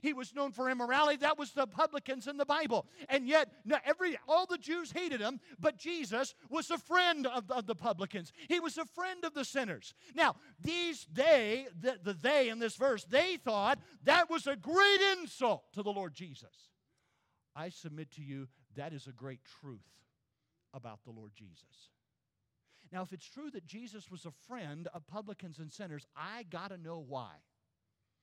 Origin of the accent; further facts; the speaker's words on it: South Carolina, United States; When I was a boy growing up in South Carolina